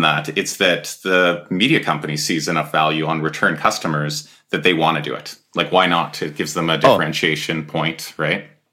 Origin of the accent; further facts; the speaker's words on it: Edmonton, Alberta, Canada; we're both from Edmonton area